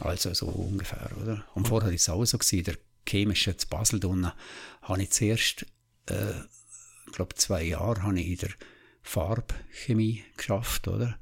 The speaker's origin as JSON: {"language": "German", "country": "Liechtenstein", "tie": "born or raised there", "said": "ich bin im Wangerberg draußen aufgewachsen"}